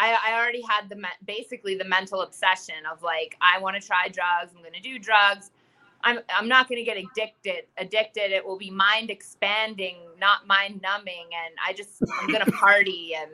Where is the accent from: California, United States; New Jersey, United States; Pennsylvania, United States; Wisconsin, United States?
Pennsylvania, United States; Small town. Everyone knew everyone.